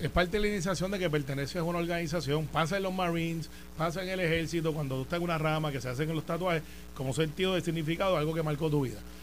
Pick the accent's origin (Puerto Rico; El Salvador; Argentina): Puerto Rico; somos boricuas bestiales y orgullosos